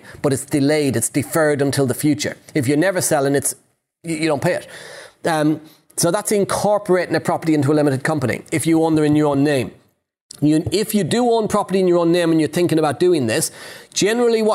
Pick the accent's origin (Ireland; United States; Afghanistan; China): Ireland; I'm Irish